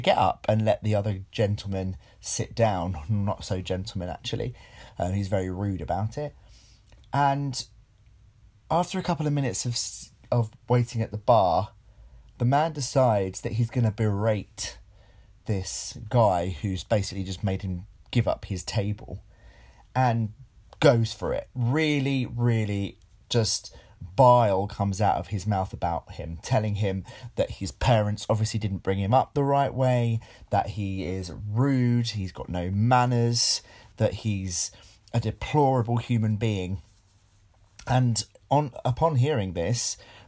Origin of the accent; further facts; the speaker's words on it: United Kingdom; we're British